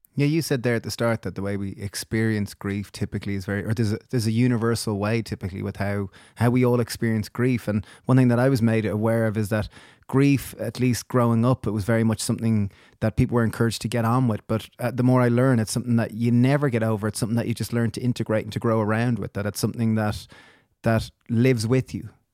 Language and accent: English; Ireland; growing up in Ireland